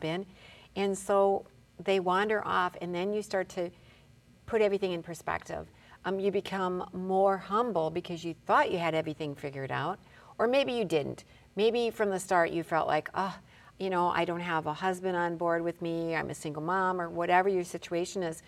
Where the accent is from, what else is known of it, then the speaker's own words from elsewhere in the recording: Detroit, Michigan, United States; now in Bismarck, United States; I'm originally from Detroit